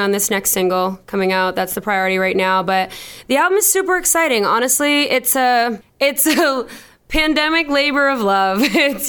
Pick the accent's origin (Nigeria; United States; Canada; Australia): United States; Boston, Massachusetts; I'm a musician from Boston